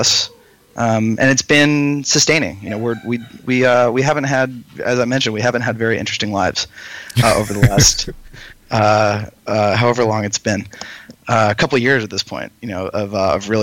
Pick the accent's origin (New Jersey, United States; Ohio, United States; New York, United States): New York, United States; I'm from New York